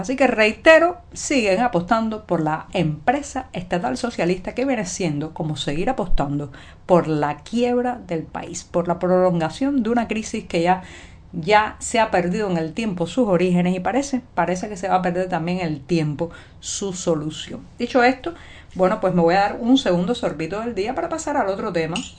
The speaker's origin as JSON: {"language": "Spanish", "country": "Cuba", "also_born_or_lived": "Havana", "said": "cubana, periodista, ciudadana"}